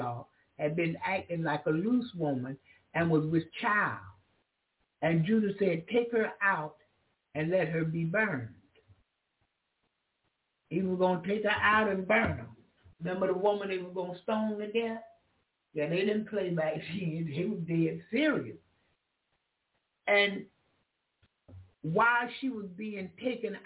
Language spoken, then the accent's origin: English; United States; I'm an American. I was born in America